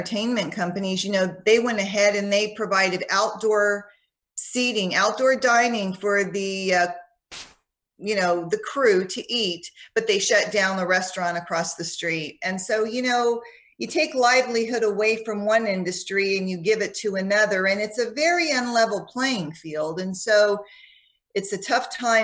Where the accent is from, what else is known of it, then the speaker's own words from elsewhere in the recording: Orange, California, United States; I grew up in Orange